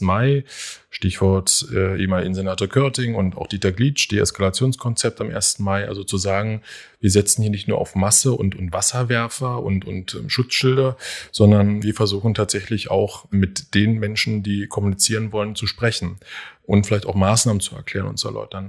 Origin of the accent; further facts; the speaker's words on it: Berlin, Germany; ich bin ein echter Berliner, auch ein echter Köpenicker